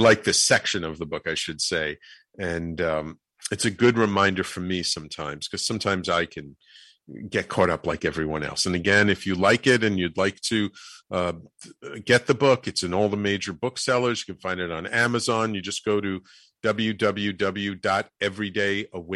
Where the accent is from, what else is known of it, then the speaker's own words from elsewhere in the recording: New York City, New York, United States; also born or lived in Manhattan; I grew up in the Bronx